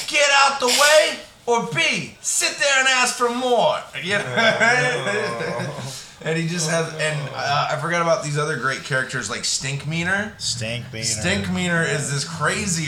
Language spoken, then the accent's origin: English; Florida, United States; I grew up in Florida